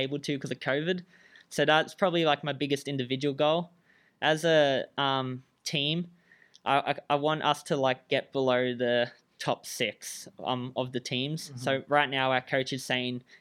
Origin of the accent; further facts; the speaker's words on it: Australia; moved away as an adult; now in Michigan, United States; I'm Australian